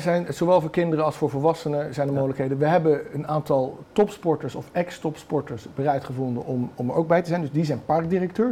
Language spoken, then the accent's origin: Dutch; North Brabant, Netherlands; ik ben Brabander